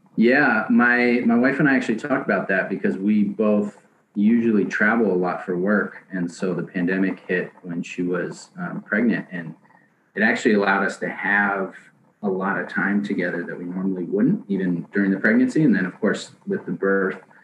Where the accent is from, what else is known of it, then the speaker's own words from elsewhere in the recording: Seattle, Washington, United States; moved away as an adult; also born or lived in San Diego / Portland; I grew up in Seattle